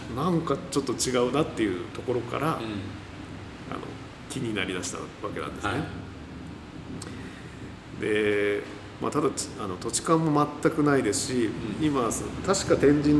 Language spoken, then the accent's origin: Japanese; Mito, Ibaraki, Japan; also born or lived in Tokyo; now in Fukuoka, Japan; 私も地方の出身で、子供の頃はもう本当にホタル取ったりカブトムシ取ったり、